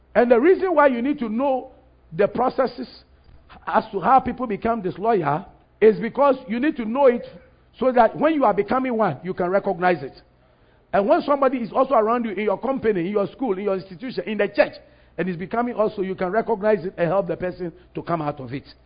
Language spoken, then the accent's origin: English; Ghana; Ghana was a colony of United Kingdom, Great Britain. We're a British colony.